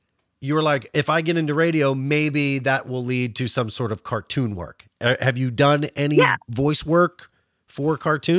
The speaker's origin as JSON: {"language": "English", "town": "Pittsburgh", "region": "Pennsylvania", "country": "United States", "moved": "yes", "said": "cause I'm originally from the Pittsburgh area."}